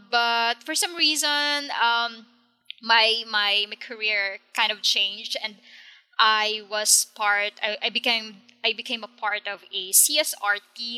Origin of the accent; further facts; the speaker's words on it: Philippines; So I am from the Philippines, and I live south of the capital city, Manila.